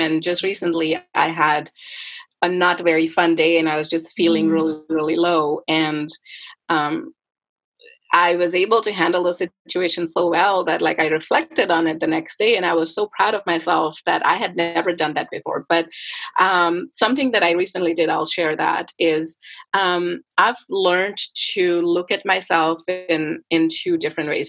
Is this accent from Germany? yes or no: no; India; moved away as an adult; now in Canada; I grew up in India and I moved to Canada in 2011, end of 2011